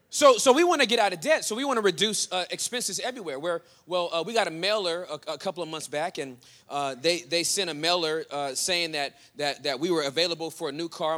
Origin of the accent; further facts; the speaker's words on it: Southern California, United States; now in Denton, United States; since I'm from Southern California